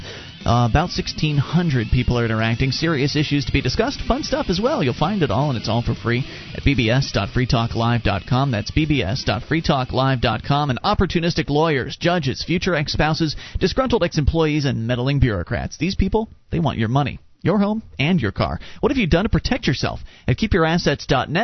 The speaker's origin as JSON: {"language": "English", "region": "Florida", "country": "United States", "tie": "born or raised there", "moved": "as an adult", "lives_now": "New Hampshire, United States", "said": "being a Florida native"}